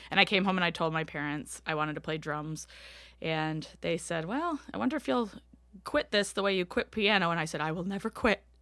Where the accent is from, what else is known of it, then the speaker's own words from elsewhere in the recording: Washington, District of Columbia, United States; now in Philadelphia, United States; I live in Philadelphia, but I grew up in the Washington, D.C. metropolitan area.